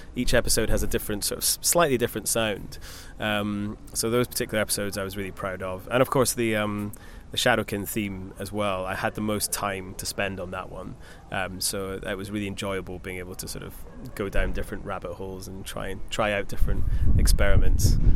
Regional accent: Scotland, United Kingdom; I grew up in Scotland

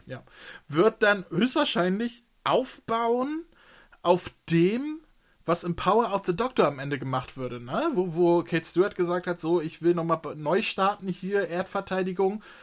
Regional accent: Hamburg, Germany; ich bin hier ich, in der Nähe vom Kiez aufgewachsen, ich bin auf dem Fischbrötchen ge gezeugt worden

